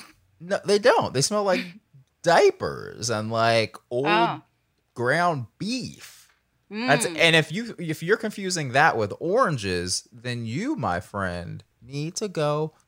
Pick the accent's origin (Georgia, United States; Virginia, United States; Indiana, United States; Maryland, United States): Georgia, United States; I grew up in a pretty, like, very southern place